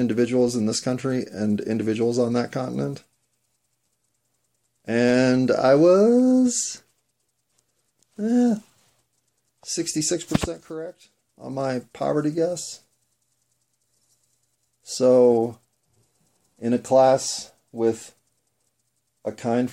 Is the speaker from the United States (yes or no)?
yes; United States; I'm an American